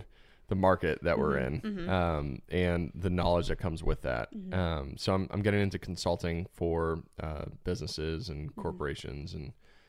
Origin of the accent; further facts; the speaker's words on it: Arizona, United States; Why would I go to Indiana? I'm from Arizona.